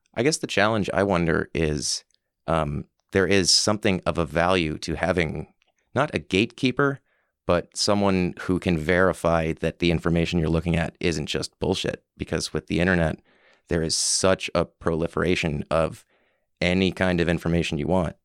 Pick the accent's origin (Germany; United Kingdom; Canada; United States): Canada; Summerside, Prince Edward Island; also born or lived in Halifax; When I moved back to Summerside from Halifax